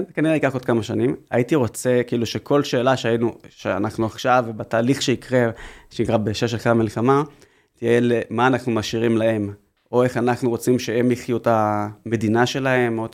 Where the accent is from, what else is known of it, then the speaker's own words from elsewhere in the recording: Haifa, Haifa District, Israel; גדלתי בחיפה